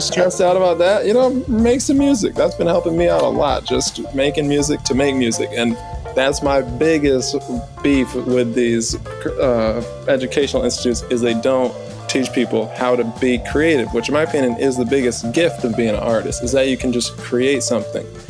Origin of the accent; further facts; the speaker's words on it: New Orleans, Louisiana, United States; I'm from New Orleans. We got voodoo